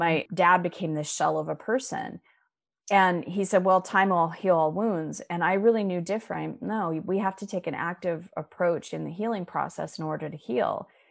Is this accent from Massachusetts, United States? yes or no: no; Scottsdale, Arizona, United States; moved away as an adult; also born or lived in Chicago; I was born and raised in Scottsdale, Arizona